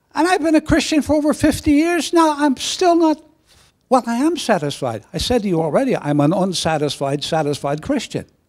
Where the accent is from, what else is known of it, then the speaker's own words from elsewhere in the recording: Belfast, Northern Ireland, United Kingdom; moved away; also born or lived in Canada; a teenager, uh, growing up in, in, in Belfast